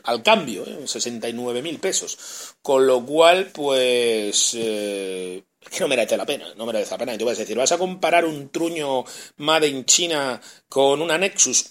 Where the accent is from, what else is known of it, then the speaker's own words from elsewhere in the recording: Spain; moved away as an adult; now in Chile; ya sabe que soy español